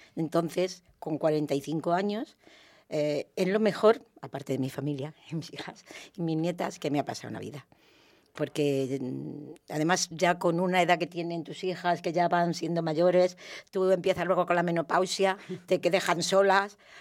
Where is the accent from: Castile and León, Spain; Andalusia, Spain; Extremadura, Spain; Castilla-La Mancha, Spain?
Castilla-La Mancha, Spain; Valdepeñas; moved away as an adult; also born or lived in Villaverde, Madrid; now in Madrid, Spain; soy de Valdepeñas, de Ciudad Real, pero allí he estado 24 años